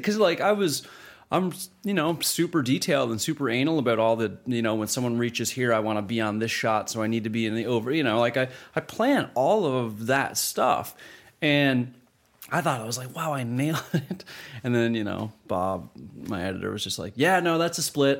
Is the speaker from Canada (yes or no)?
yes; Canada; as a Canadian independent filmmaker